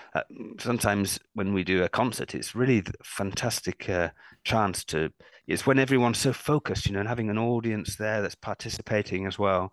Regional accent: United Kingdom; also born or lived in London / Cambridge; I was a professional cellist in my home country of um, United Kingdom, where I live mm. in London

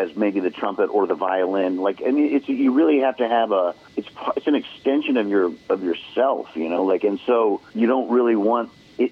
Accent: Oregon, United States; where I grew up in Oregon

